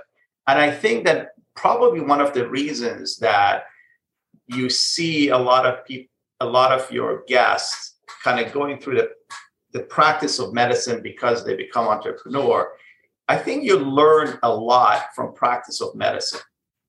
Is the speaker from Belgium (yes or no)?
no; Israel; moved away as an adult; also born or lived in Iran; now in United States; So I was born in Iran, but I actually grew up in Israel. So, and before coming to the U.S., I lived in Israel.